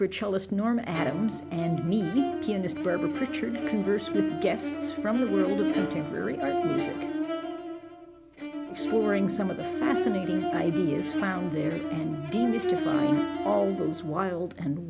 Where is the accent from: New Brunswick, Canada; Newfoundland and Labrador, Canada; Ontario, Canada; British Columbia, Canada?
British Columbia, Canada; Vancouver; No, I grew up in Vancouver and there was a little storefront on, I'm not sure if it was West 4th Avenue.